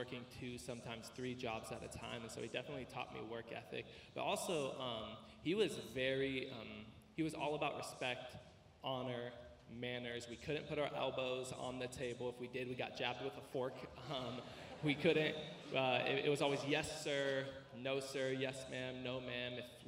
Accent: Riverside, California, United States; also born or lived in East Los Angeles; I was born in East LA, and I was raised in East Riverside

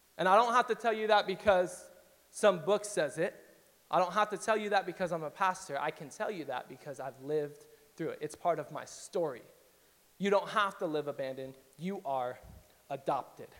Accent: Riverside, California, United States; And I grew up in East Riverside, so that's like Diet Compton for those of you who've never been to East Riverside.

